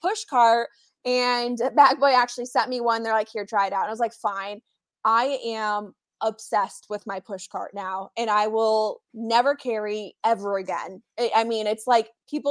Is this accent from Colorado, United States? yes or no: yes; Colorado, United States; moved away as an adult; also born or lived in Arizona; I grew up in Colorado, and so I learned to play the game there